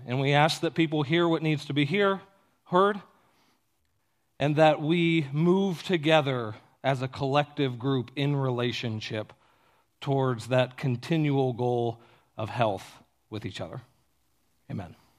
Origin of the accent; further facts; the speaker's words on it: Ohio, United States; I grew up in Ohio in the middle of a cornfield